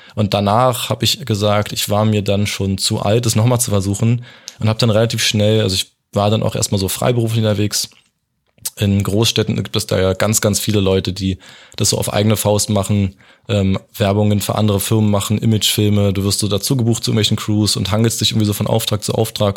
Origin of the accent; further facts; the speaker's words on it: Potsdam, Brandenburg, Germany; also born or lived in Hamburg; Ich komme halt aus Potsdam